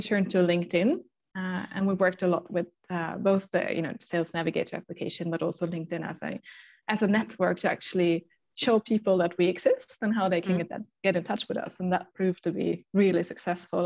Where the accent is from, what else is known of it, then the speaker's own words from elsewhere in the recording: Germany; English is a second language; moved away as an adult; also born or lived in Stockholm, Sweden; now in Sweden; I'm from Germany.